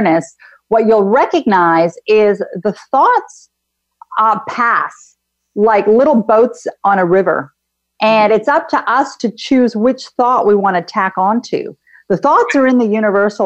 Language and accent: English; Canada; I'm actually Canadian, and I too have traveled outside of Canada to many places. My family is originally Greek